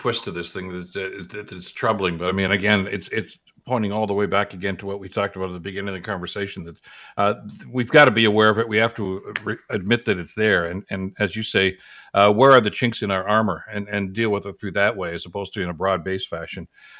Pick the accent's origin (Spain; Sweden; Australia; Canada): Canada; And we celebrate what is Canadian. We celebrate being Canadian.